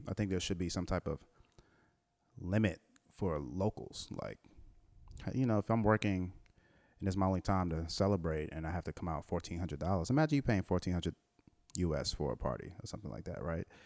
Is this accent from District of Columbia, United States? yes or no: yes; Washington, District of Columbia, United States; also born or lived in Trinidad; me, growing up in Washington, D C